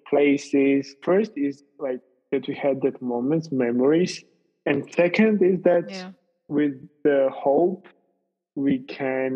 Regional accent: Tbilisi, Georgia; moved away as an adult; also born or lived in Italy; I have not been in Georgia, in my hometown Tbilisi, for approximately 2 years.

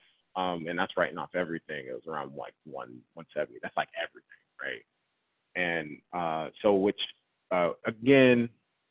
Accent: Georgia, United States; also born or lived in Raleigh, North Carolina; now in North Carolina, United States; I'm from Georgia

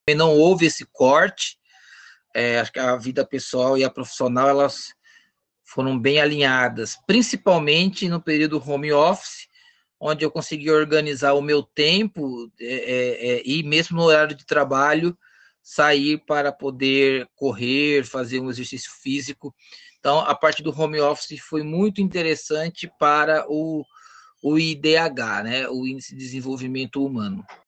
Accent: Osasco, São Paulo, Brazil; Sou natural de Osasco

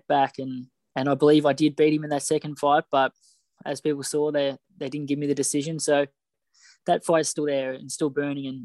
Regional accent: Australia; us young kids growing up in Australia

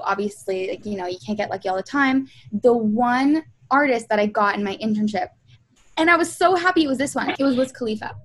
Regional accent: Toronto, Ontario, Canada; I'm from Toronto.

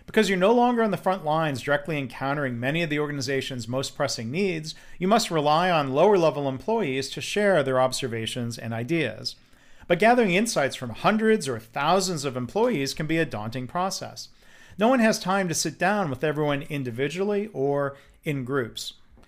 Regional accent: Texas, United States; I'm from Texas, so the UT here, of course, means University of Texas

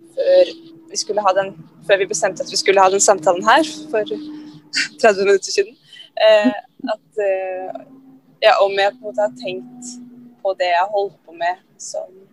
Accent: Oslo, Norway; Jeg kom, kommer fra Grorud i Oslo

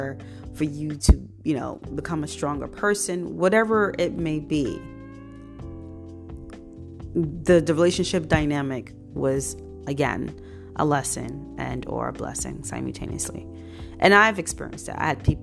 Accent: New York City, New York, United States; I grew up in Brooklyn, New York, born and raised

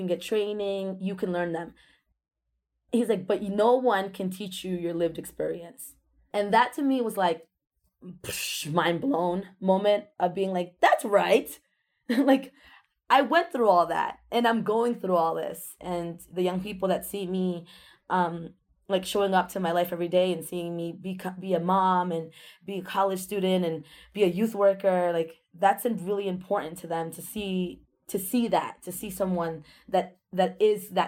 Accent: Worcester, Massachusetts, United States; also born or lived in Ecuador; I came to this country when I was 2 years old. I'm an immigrant from Ecuador. My parents both got factory jobs in Worcester, and those factory jobs were in the main south area. So we ended up moving to the main south area as our first home. Growing up in that neighborhood shaped a lot of my understanding of the world

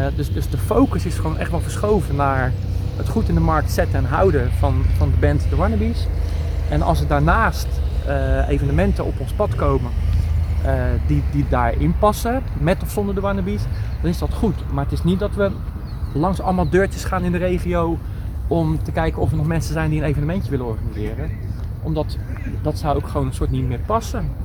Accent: Vlaardingen, South Holland, Netherlands; moved away as an adult; also born or lived in Schiedam / Bodegraven; now in Rotterdam, Netherlands; ik ben geboren in Schiedam. Ik ah, eh, heb nooit een geheim van gemaakt. Eh, maar ik heb er nooit gewoond. Maar ja, in je paspoort blijft dan wel staan dat je Schiedammer bent. En eh, ik voel mij Vlaardinger. omdat ik er altijd heb gewoond.

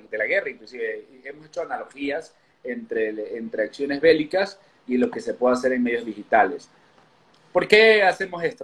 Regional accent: Ecuador; now in Mexico; Yo soy de Ecuador, vivo en México hace ya bastantes años

